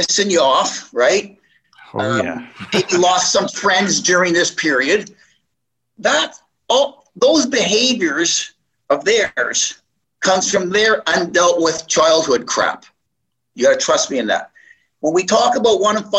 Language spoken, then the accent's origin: English; Moncton, New Brunswick, Canada; moved away; also born or lived in Montreal / Toronto; the way I was raised from Moncton, New Brunswick